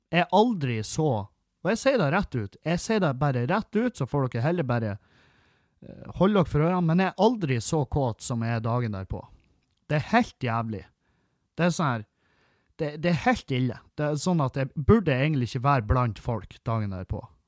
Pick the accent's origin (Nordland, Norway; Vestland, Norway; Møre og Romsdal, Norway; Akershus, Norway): Nordland, Norway; Halsa; Halsa, der jeg kommer ifra